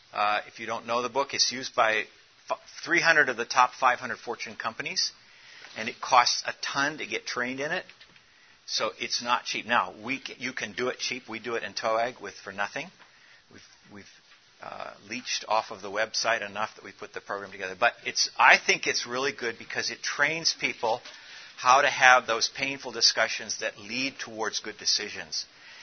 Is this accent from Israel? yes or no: no; South Africa; But what my experience is growing up in Africa, I'm from South Africa